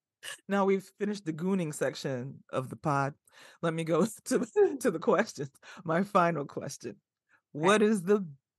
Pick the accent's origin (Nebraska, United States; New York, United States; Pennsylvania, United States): New York, United States; Bronx; also born or lived in Flatbush; I am very much a product of the South Bronx as well as Flatbush.